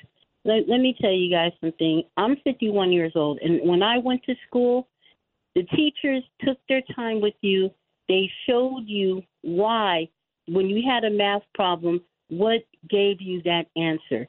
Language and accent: English; Los Angeles, California, United States; I was in the L.A. Unified School District because I grew up in Los Angeles for 28 years